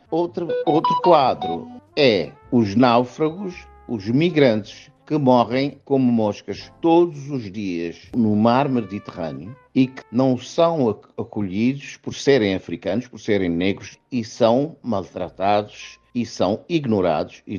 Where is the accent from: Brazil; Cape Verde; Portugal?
Cape Verde; E eu, como africano, vivi na pele o colonialismo.